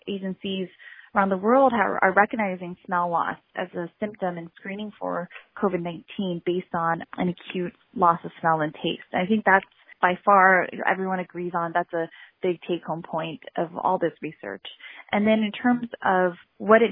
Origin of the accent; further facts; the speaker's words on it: Southern California, United States; I grew up in Southern California